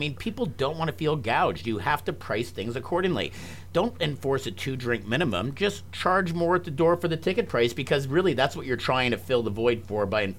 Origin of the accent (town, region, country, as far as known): Canada